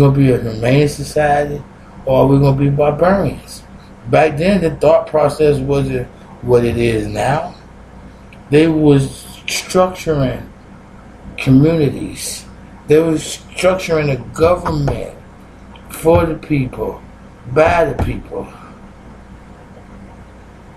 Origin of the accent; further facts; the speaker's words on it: Chesapeake, Virginia, United States; I've been here all my life